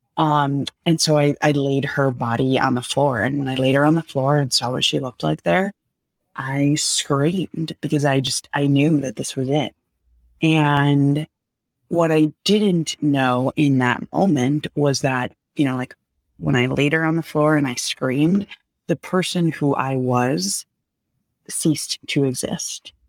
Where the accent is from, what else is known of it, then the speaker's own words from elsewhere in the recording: outside of New York City, United States; moved away; I grew up outside of New York City